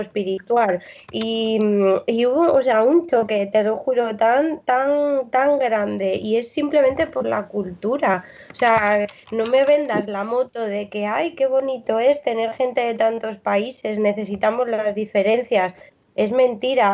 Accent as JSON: {"language": "Spanish", "country": "Spain", "said": "yo voy como española"}